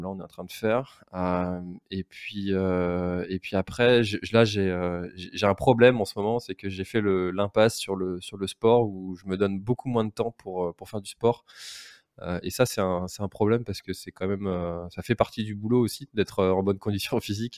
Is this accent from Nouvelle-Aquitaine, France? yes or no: no; Brittany, France